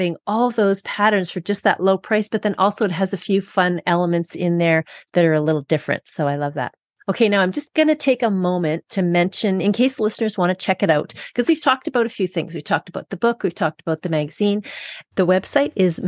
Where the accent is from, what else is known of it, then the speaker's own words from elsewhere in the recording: Winnipeg, Manitoba, Canada; now in British Columbia, Canada; I come from Winnipeg, Manitoba, Canada, where I grew up before I moved to BC.